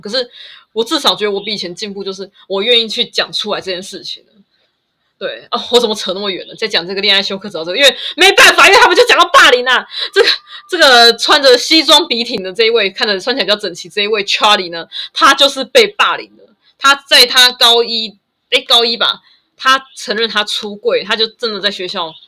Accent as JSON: {"language": "Chinese", "country": "Taiwan", "said": "我就是台湾人啊，我就是台湾啊"}